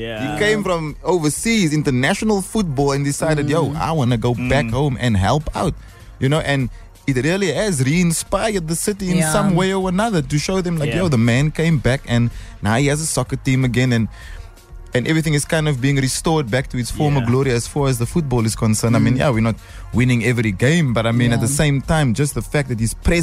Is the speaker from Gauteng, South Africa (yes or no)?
no; Cape Town, Western Cape, South Africa; I'm from Cape Town